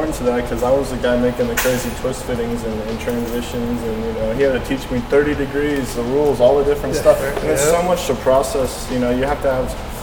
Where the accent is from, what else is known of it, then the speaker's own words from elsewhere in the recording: Arizona, United States; I'm from Arizona